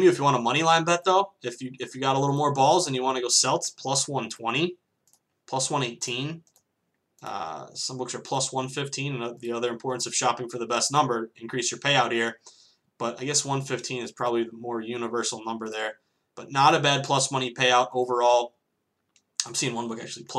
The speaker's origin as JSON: {"language": "English", "region": "Massachusetts", "country": "United States", "said": "I live in Boston and I'm from Massachusetts."}